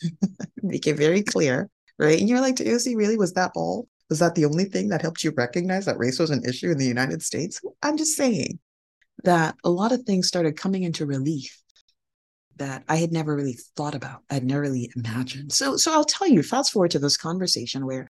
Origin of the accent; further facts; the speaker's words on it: Nigeria; moved away; I was born in Nigeria, a majority Black country on the west coast of Africa